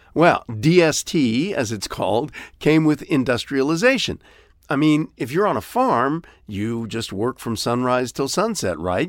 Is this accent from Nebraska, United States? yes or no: no; Ohio, United States; growing up in Ohio